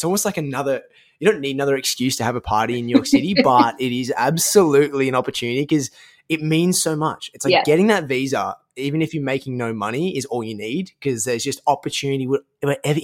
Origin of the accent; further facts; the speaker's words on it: Australia; moved away as an adult; now in United States; being an Australian myself